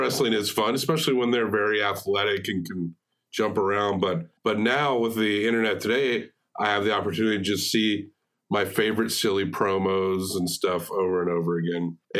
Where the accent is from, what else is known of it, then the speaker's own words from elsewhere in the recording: New York, United States; New York is, you know what he's talking about. I'm from New York.